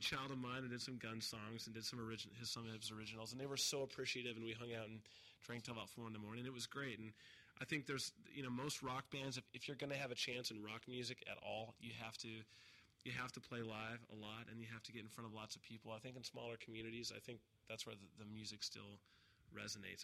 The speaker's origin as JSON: {"language": "English", "region": "Montana", "country": "United States", "moved": "as an adult", "lives_now": "Los Angeles, United States", "said": "I'm from Montana, so I'm from a very small community"}